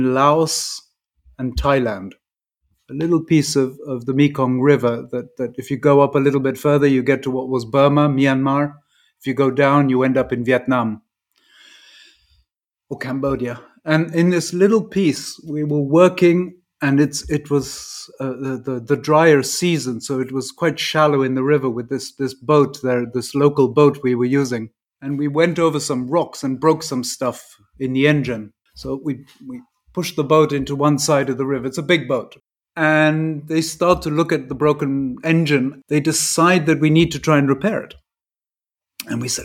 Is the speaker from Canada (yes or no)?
no; England, United Kingdom; first language English; also born or lived in Dolceacqua, Italy; I'm English, and we have this thing about boarding school in England